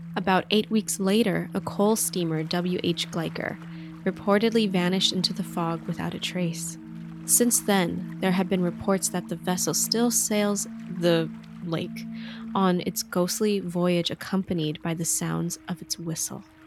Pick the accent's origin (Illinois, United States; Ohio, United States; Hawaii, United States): Hawaii, United States; growing up in Hawaii, like, we have very special education